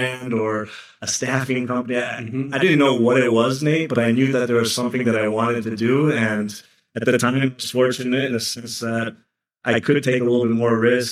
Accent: Ann Arbor, Michigan, United States; they were able to get out and landed in Ann Arbor, Michigan. So I grew up in the Midwest

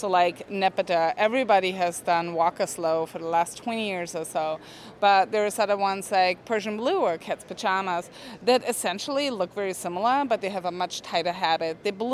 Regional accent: Austria; moved away as an adult; now in United States; So I'm from Austria. I grew up there. I moved to the States like 7 years ago.

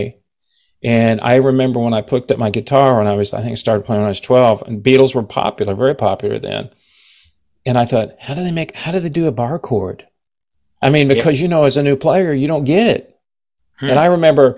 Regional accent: Texas, United States; I grew up playing blues. I'm a blues guy. I'm from Texas, so I play a lot of Texas blues

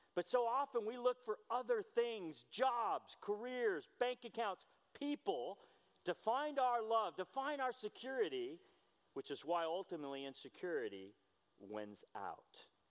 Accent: United States; I'm a disciple who is an American

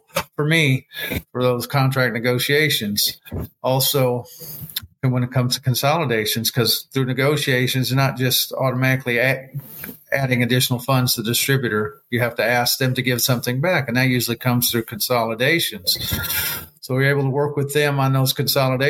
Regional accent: Gary, Indiana, United States; now in Atlanta, United States; I grew up in Gary, Indiana

